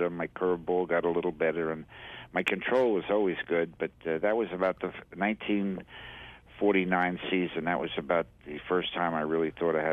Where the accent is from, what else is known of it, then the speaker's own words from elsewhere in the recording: New York City, New York, United States; when I was a young five or six years old, we moved over to. Uh, Queens, Astoria. I grew up in Astoria, Long Island.